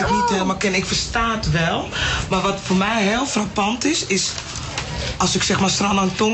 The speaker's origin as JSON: {"language": "Dutch", "country": "Netherlands", "tie": "born or raised there", "first_language": "English", "second_language": "Dutch", "said": "ik ben in Nederland geboren en getogen. En mijn moeder is niet Surinaams, hè. Oh. En ik ben grotendeels door mijn moeder opgevoed. en die komt uit British Guyana. Dus ik ben oh. Engelstalig opgevoed oh, met een klein vleugje Surinaams."}